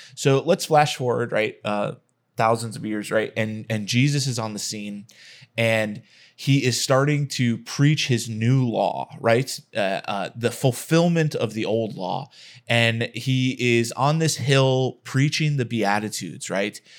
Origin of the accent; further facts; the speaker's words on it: Texas, United States; I'm from Texas